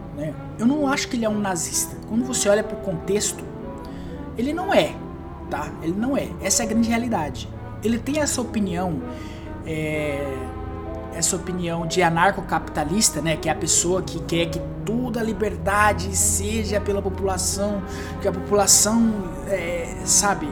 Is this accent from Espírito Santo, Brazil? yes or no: no; Mato Grosso do Sul, Brazil; eu sou do MS